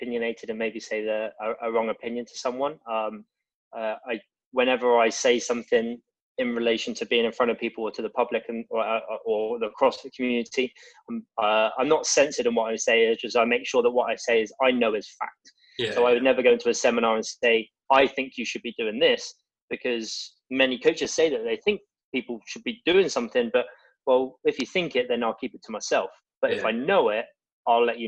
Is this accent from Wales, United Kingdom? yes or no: no; Bournemouth, South West England, United Kingdom; moved away as an adult; also born or lived in Middle East; now in France; I lived in my hometown in Bournemouth with two other guys.